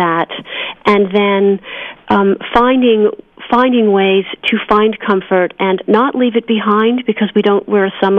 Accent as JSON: {"language": "English", "town": "Milton", "region": "Massachusetts", "country": "United States", "tie": "born or raised there", "moved": "as an adult", "lives_now": "California, United States", "said": "I grew up in Milton, just south of Boston"}